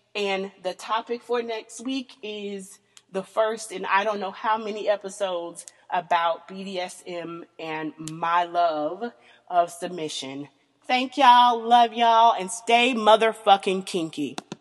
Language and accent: English; the South, United States; I am born and raised in the South, um, country girl